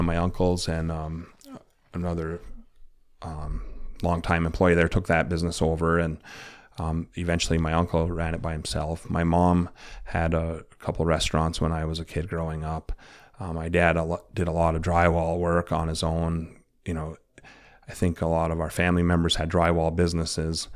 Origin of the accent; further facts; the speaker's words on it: Chassell, Michigan, United States; was a kid growing up in Chassel